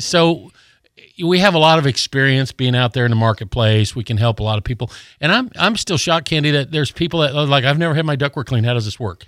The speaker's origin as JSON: {"language": "English", "region": "Colorado", "country": "United States", "tie": "born or raised there", "moved": "yes", "lives_now": "Gulf Breeze, United States", "said": "I grew up in Colorado"}